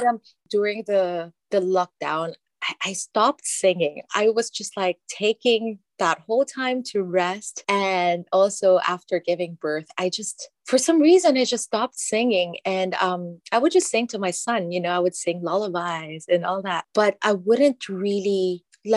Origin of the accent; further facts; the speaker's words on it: Philippines; moved away; growing up in the Philippines